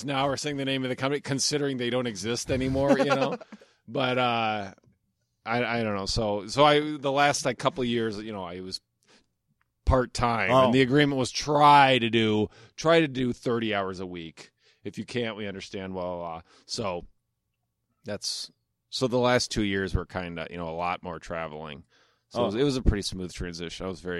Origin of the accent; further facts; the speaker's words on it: Omaha, Nebraska, United States; moved away as an adult; Omaha, Nebraska.